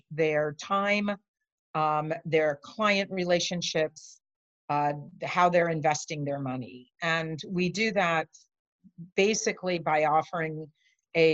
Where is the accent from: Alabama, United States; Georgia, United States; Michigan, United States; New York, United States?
New York, United States; New York City; I grew up in New York City